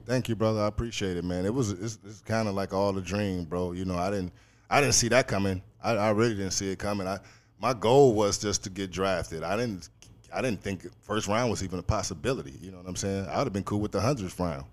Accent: Chicago, Illinois, United States; moved away as an adult; now in Los Angeles, United States; I'm originally from Chicago, Illinois. Um, you know, grew up there my whole life

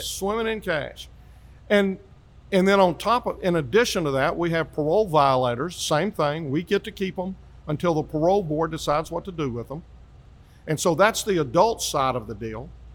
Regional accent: Grand Prairie, Texas, United States; also born or lived in Hurst, Texas; I grew up in Grand Prairie, part of Dallas County

